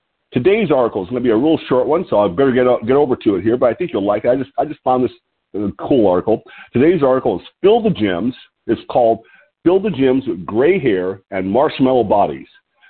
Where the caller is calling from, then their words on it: Lompoc, California, United States; I'm your host today, and I'm calling from Lompoc, L-O-M-P-O-C, Lompoc, California, which sits 54 miles north of Santa Barbara on the California Central Coast.